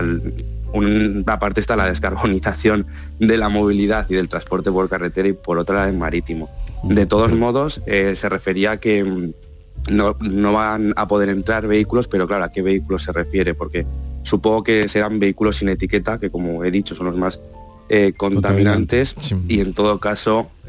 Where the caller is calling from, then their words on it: Cádiz, Andalusia, Spain; Mm, soy … de Cádiz.